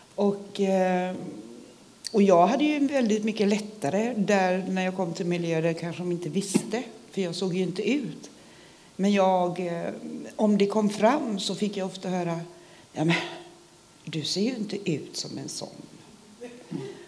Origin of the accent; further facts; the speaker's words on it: Sweden; Jag är svensk och jag är stolt svensk